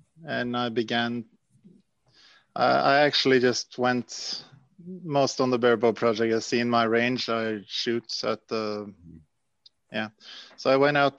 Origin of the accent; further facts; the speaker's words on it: Norway; I'm from Norway